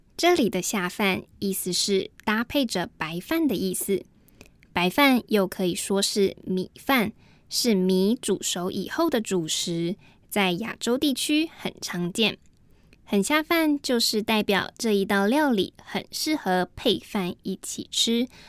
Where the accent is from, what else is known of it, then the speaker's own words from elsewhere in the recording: Taiwan; first language Mandarin Chinese; 我是来自台湾的